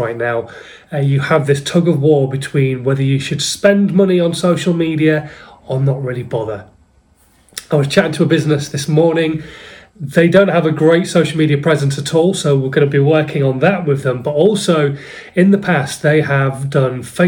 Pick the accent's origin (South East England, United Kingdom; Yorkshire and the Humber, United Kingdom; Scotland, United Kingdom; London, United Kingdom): Yorkshire and the Humber, United Kingdom; Hull; I'm from Hull